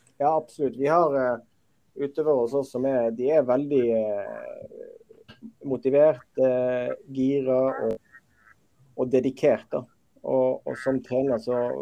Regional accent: Western Norway, Norway; jeg er jo uh, født og oppvokst på Vestlandet.

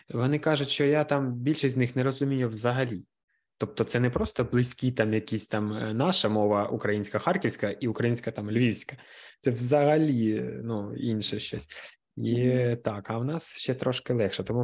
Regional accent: Kharkiv, Kharkiv Oblast, Ukraine; Я з Харкова взагалі.

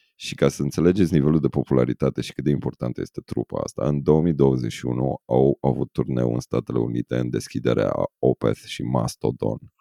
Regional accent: Romania; ca români

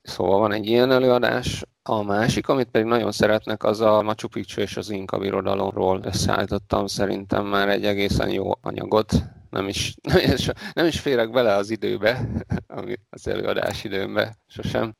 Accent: Debrecen, Hajdú-Bihar, Hungary; én a Debrecenben születtem az Alföldön

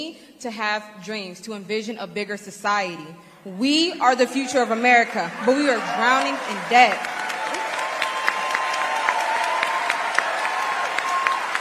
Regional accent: California, United States; my home state, California

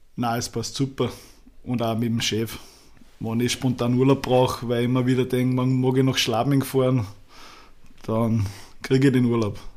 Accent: Schörfling am Attersee, Upper Austria, Austria; Bei uns gibt's in Schärfling ein Mattersee, also wo ich her bin

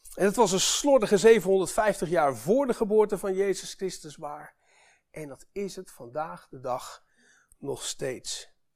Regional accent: Netherlands; wij als Nederlanders

